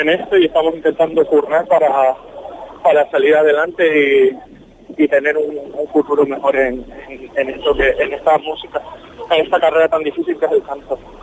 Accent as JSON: {"language": "Spanish", "town": "Las Palmas de Gran Canaria", "region": "Canary Islands", "country": "Spain", "said": "la orquesta de mi tierra, con, la orquesta filarmónica de Las Palmas"}